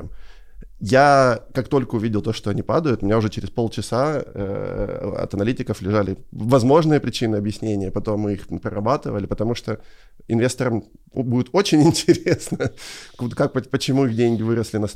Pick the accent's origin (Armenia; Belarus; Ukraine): Ukraine; и не надо скрывать, что мы из Украины